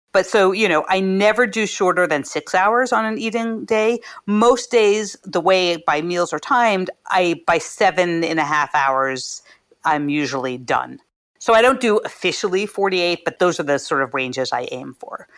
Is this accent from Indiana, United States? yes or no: no; Philadelphia, Pennsylvania, United States; moved away; I'm from Philadelphia